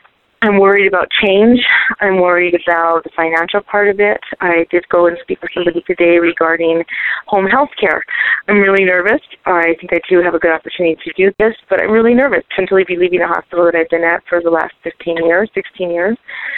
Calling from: Santa Fe, New Mexico, United States; I'm calling from Santa Fe, New Mexico.

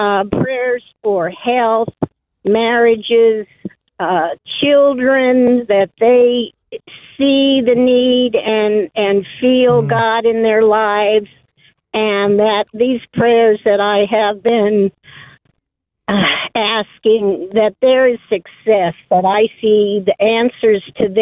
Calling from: Arizona, United States

